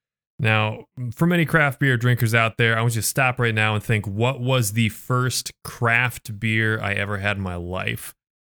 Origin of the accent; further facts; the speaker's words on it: Iowa, United States; I'm from Iowa.